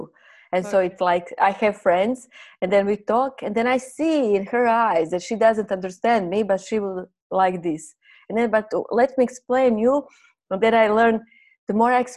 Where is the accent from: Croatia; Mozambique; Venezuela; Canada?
Croatia; first language Croatian; English is a second language; moved away as an adult; now in Thailand; My native language is Croatian